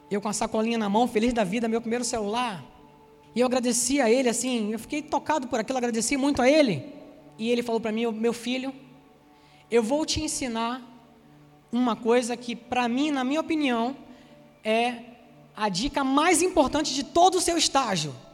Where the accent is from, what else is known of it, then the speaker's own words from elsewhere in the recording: Salvador, Bahia, Brazil; now in Rio de Janeiro, Brazil; Você já deve ter notado, né? Se não me conhece, que eu não sou carioca, eu sou soteropolitano, sou baiano de Salvador. Oxente, né? alguém falou aí oxente. Já perdi um monte do sotaque, porque eu já estou aqui no Rio há 20 anos